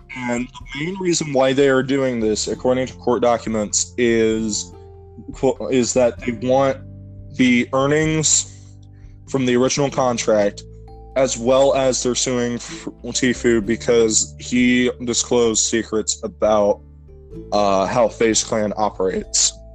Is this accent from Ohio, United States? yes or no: yes; Ohio, United States; we're from Ohio